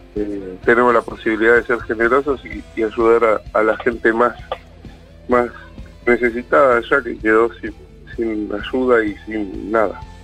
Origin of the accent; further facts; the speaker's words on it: El Bolsón, Río Negro, Argentina; also born or lived in Golondrinas, Chubut; se me quemó mi pueblo natal